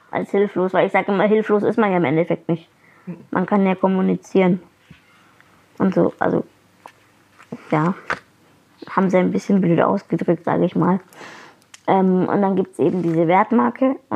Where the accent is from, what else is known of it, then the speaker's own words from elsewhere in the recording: Fürth, Bavaria, Germany; ich bin auch in Fürth aufgewachsen und geboren